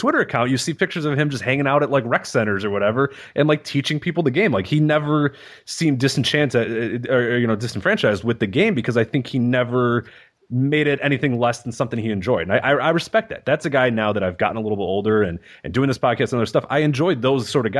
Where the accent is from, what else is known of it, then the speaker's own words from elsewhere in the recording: Chicago, Illinois, United States; I grew up in Chicago